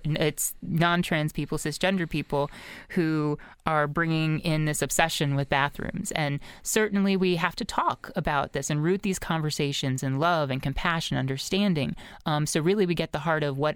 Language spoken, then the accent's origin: English; Lower Merion, Pennsylvania, United States; My hometown of Lower Marion